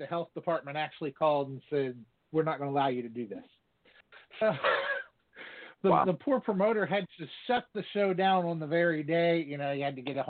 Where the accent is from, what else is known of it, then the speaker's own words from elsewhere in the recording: Virginia, United States; I'm actually from Virginia